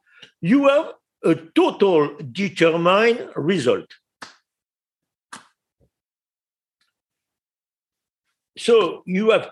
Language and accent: English; France; English is a second language; we eat in France